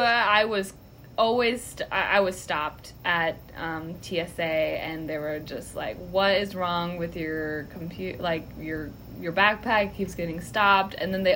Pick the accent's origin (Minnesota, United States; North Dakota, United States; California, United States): Minnesota, United States; Yeah, that's kind of the same in Minnesota where I grew up.